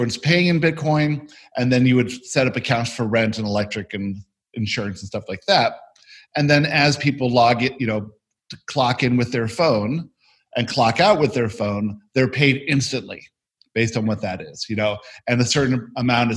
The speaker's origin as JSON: {"language": "English", "region": "Florida", "country": "United States", "tie": "born or raised there", "said": "we grew up in Florida"}